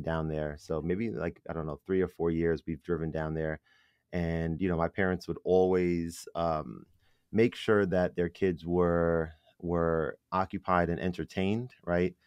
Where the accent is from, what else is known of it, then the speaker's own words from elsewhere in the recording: New York City, New York, United States; I was born in the Bronx.